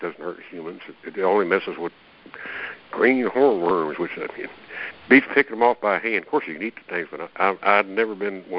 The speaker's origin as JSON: {"language": "English", "region": "Alabama", "country": "United States", "said": "I'm from Alabama. I know about raccoons now."}